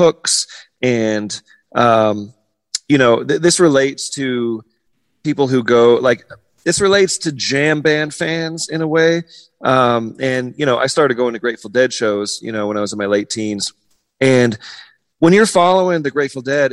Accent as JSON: {"language": "English", "area": "San Diego County", "region": "California", "country": "United States", "tie": "born or raised there", "said": "I grew up in San Diego County."}